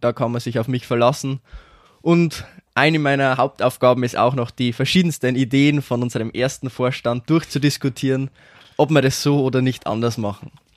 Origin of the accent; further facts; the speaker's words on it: Schwandorf, Bavaria, Germany; ich bin 23 Jahre alt, und ich komme aus Schwandorf